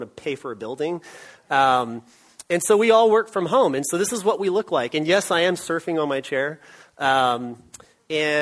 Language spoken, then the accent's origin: English; Austin, Texas, United States; also born or lived in Oregon; I was born right here in Austin, Texas